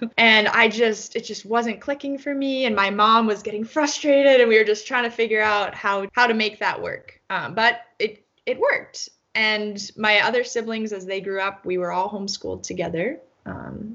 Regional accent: Philadelphia, Pennsylvania, United States; moved away as an adult; now in Cincinnati, United States; I live in Cincinnati, but I'm originally from Philadelphia.

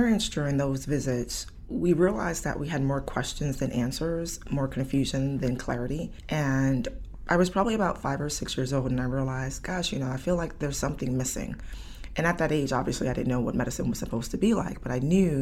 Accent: New York City, New York, United States; also born or lived in Atlanta; I came back home to the South Bronx where I grew up.

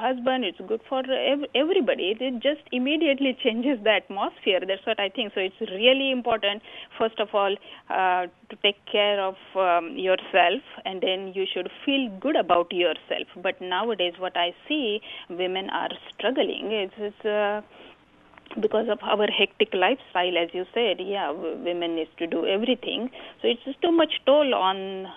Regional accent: India; moved away; growing up in India, we have joint family

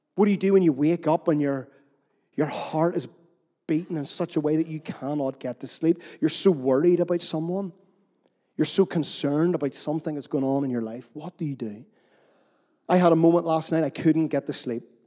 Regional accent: Northern Irish, Northern Ireland, United Kingdom; We're Northern Irish after all.

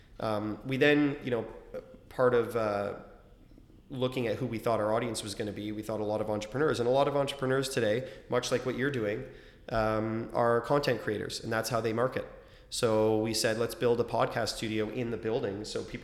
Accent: Toronto, Ontario, Canada; I grew up in Scarborough, I know it well

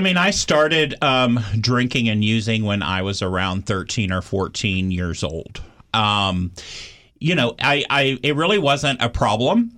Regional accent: Austin, Texas, United States; I grew up in Austin, Texas, which for Texas, Austin is a, a liberal bubble

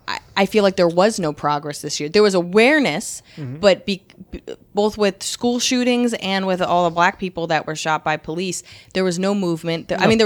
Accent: East Coast, United States; I grew up on the East Coast.

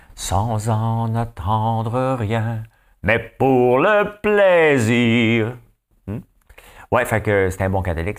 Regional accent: Notre-Dame-de-la-Paix, Quebec, Canada; moved away; moi, je viens de Notre-Dame-la-Paix

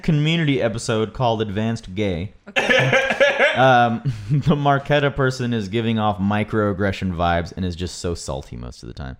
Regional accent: New York, United States; born there; Like, you know, I was born in New York.

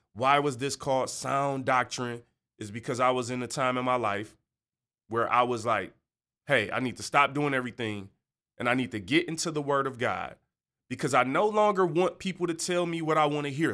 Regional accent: Detroit, Michigan, United States; I'm from the East Side. Uh-huh. You know, I hey got a Detroit public school education

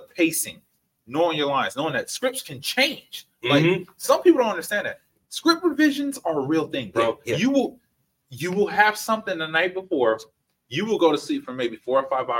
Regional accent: Richmond, California, United States; I'm from Richmond

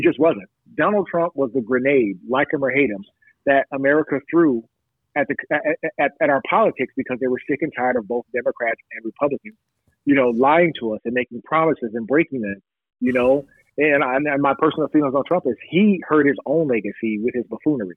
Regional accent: Long Beach, California, United States; I'm from the Long Beach Unified School District

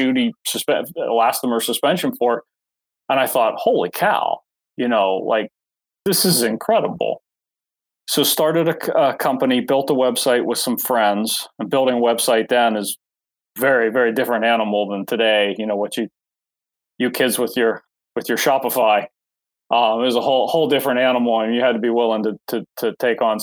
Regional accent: Pittsburgh, Pennsylvania, United States; moved away; I grew up in Pennsylvania. I grew up near Pittsburgh, outside of Pittsburgh.

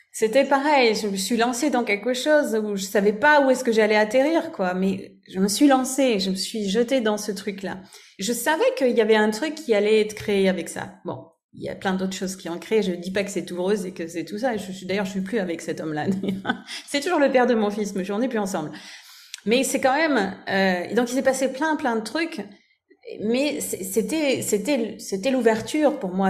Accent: France; now in Germany; je vis en Allemagne et je suis française

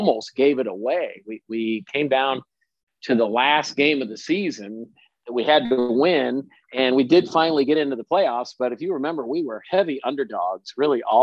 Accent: Cedar Rapids, Iowa, United States; moved away as an adult; also born or lived in Missouri; now in St. Louis, United States; I'm not a St. Louis guy. I grew up in Cedar Rapids, Iowa

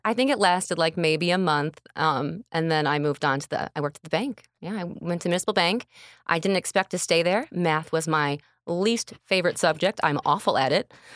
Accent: St. Anne, Illinois, United States; Born and raised in Saint Ann, like, right by the Elks Country Club.

